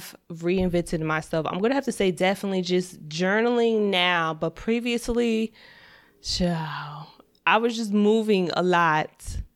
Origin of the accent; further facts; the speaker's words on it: New Jersey, United States; I'm from New Jersey, I'm born and raised